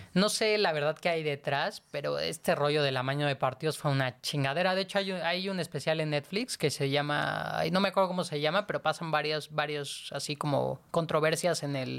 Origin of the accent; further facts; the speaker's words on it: Mexico City, Mexico; nosotros somos de la Ciudad de México